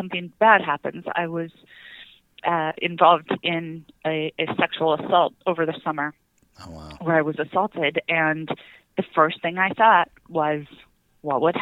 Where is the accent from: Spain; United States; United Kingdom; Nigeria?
United States; South Dakota; I grew up in South Dakota